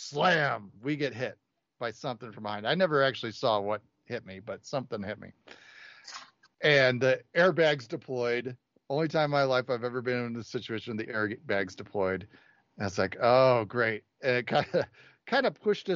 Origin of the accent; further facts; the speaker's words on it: suburbs of Chicago, Illinois, United States; moved away; my parents lived in the suburbs of Chicago. We had to go into the city to get on the train